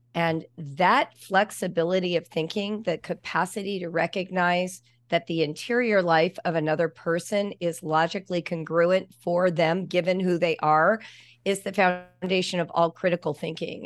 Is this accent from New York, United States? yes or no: no; Los Angeles, California, United States; moved away; also born or lived in Ohio; Los Angeles, which is where I grew up